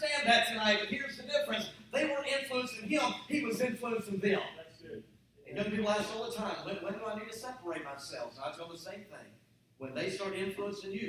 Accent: Dallas, Texas, United States; I'm from Dallas

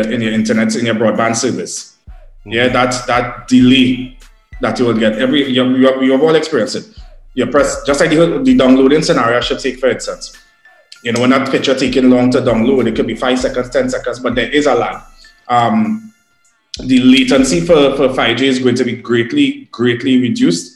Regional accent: Trinidad & Tobago; as a Trinidadian

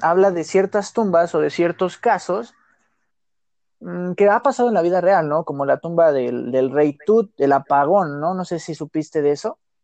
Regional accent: Mexico City, Mexico; Nací aquí en la Ciudad de México, mi mamá es de Zacatecas, mi papá de Pachuca.

